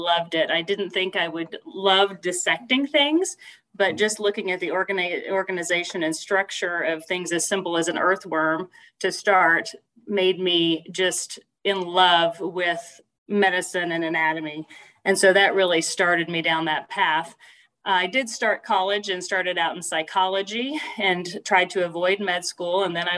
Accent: Fayetteville, Arkansas, United States; also born or lived in Kansas / Wyoming / North Carolina; I was born in Kansas, but have lived in Wyoming a couple of times, North Carolina, and Arkansas. Most of my younger years were probably spent in Arkansas. So that is what I call home, is Northwest Arkansas around Fayetteville.

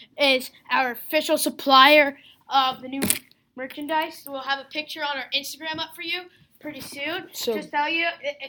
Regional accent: New Jersey, United States; I'm from New Jersey.

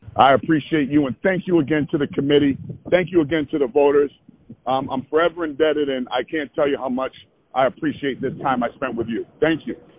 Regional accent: Providence, Rhode Island, United States; I was born and raised there. I grew up on Friar basketball

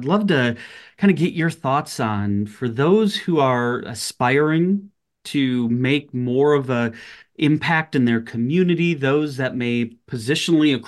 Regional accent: Minnesota, United States; also born or lived in Wisconsin; now in West Texas, United States; moving down from Wisconsin 5 years ago, and born and raised in Minnesota, we always would say Minnesota nice

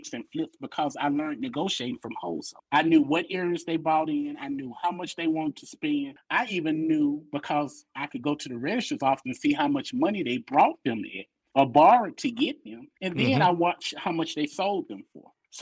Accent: Memphis, Tennessee, United States; I'm from Memphis

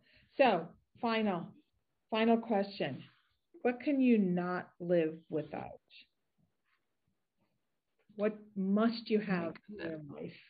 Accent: United States; we gotta get going. I'm American.

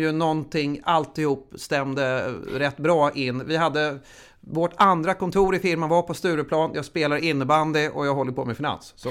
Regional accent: Huddinge, Stockholm County, Sweden; Jag är uppvuxen i Huddinge

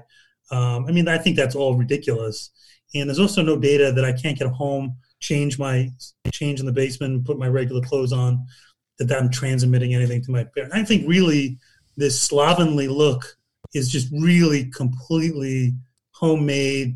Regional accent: Newcastle upon Tyne, North East England, United Kingdom; I'm an Englishman. I was born in Newcastle.

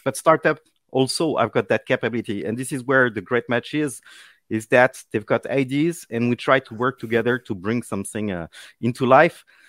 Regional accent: Paris, Île-de-France, France; English is a second language; people will notice my accent, uh, well, I'm from Paris

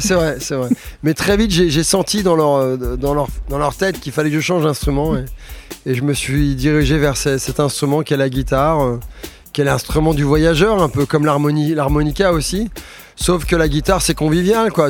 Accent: Suresnes, Île-de-France, France; also born or lived in Paris; je suis né à Suresnes, euh, dans les Hauts-de-Seine

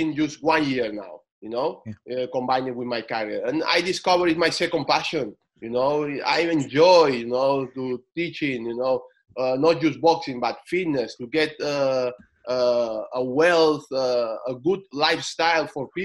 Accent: Menorca, Balearic Islands, Spain; English is a second language; also born or lived in Barcelona; they just took me to the island, a beautiful island in Menorca, you know. And this is where I grew up.

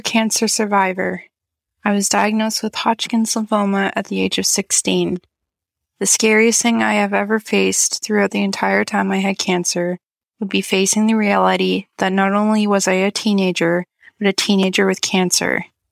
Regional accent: Canada; I'm from Canada

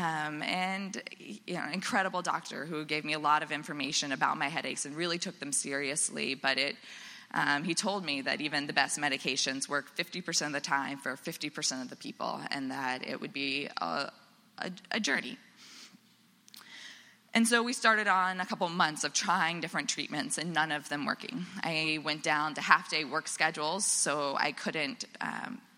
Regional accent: Florida, United States; moved away; I grew up in Florida

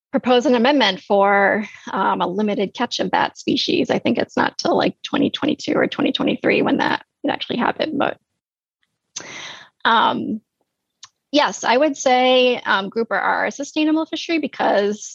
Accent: New England, United States; moved away; I'm from New England originally.

